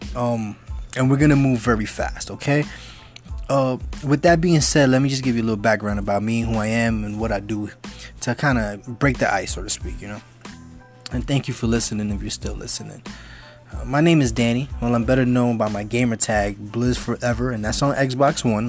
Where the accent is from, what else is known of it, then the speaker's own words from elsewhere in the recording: New York City, New York, United States; I'm originally from the Bronx. I grew up in the Bronx.